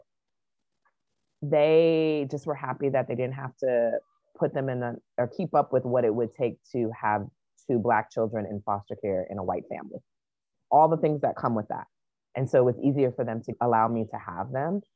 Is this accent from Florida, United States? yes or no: no; Hawaii, United States; also born or lived in Chicago; now in Atlanta, United States; I grew up in Hawaii